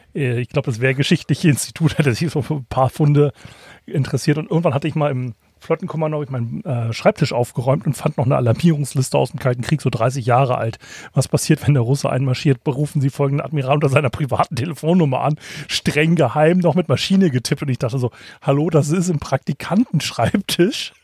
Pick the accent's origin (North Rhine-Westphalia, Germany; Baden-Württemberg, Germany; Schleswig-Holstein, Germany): Schleswig-Holstein, Germany; Kiel; als Kieler